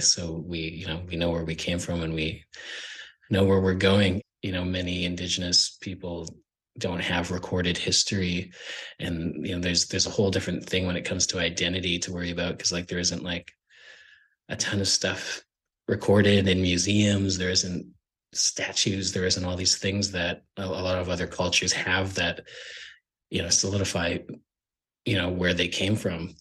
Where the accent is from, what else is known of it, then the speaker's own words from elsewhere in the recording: Sandy Lake First Nation, Ontario, Canada; now in Toronto, Canada; I'm from Sandy Lake First Nation. I'm currently living in Toronto.